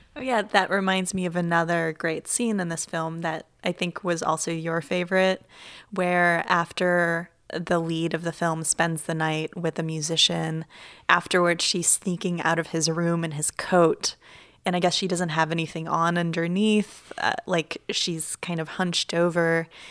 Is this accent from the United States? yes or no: no; Ukraine; moved away; I grew up in Ukraine